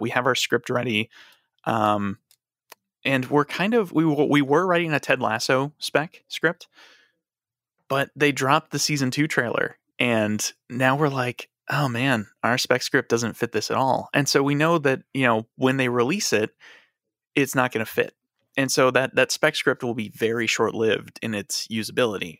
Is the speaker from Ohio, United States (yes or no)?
no; Chicago, Illinois, United States; I grew up in Chicago, and I've never lived anywhere else.